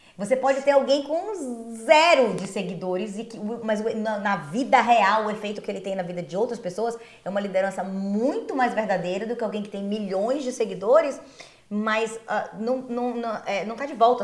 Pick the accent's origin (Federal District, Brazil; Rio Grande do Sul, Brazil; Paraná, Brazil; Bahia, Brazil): Bahia, Brazil; Ilhéus; also born or lived in Belém, Pará; now in United States; Eu sou de Ilhéus, na Bahia, interior da Bahia